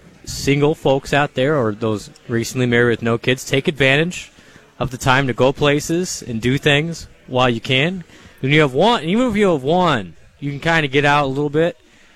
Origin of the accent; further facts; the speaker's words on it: Iowa, United States; Honestly, and I grew up in Iowa.